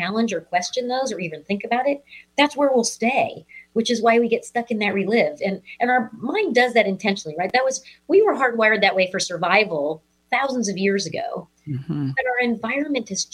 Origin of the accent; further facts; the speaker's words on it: Missouri, United States; I'm from the Show Me State. I'm from Missouri